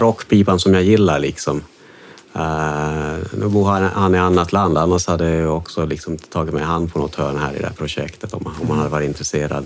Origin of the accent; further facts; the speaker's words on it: Jakobstad, Ostrobothnia, Finland; accent: Finland-Swedish; also born or lived in Stockholm, Sweden; now in Sweden; Jag kommer från Kolby, liksom en, en, ja. en, liten by utanför Jakobstad